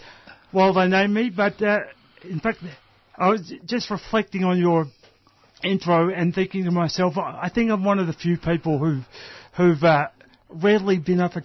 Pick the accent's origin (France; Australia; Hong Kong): Australia; Melbourne, Victoria; I was born in Melbourne